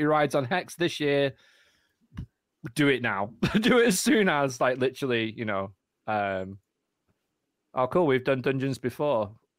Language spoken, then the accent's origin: English; Manchester, North West England, United Kingdom